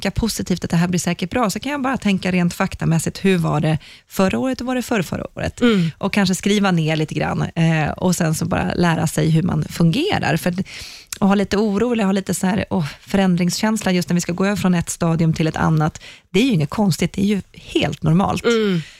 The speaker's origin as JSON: {"language": "Swedish", "country": "Sweden", "said": "Vi är ju svenskar."}